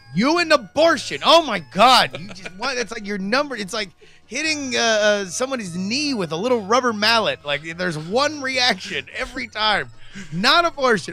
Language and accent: English; United States; being an American